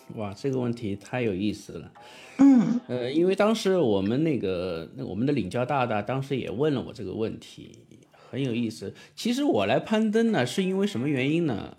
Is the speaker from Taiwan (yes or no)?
no; southern China, China; 我是一个南方人，我的平翘舌嗯。问题